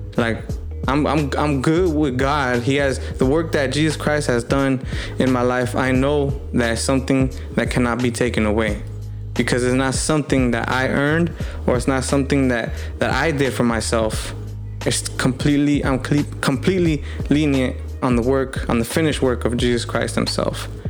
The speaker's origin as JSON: {"language": "English", "country": "United States", "said": "we're Mexican American, we're Chicanos"}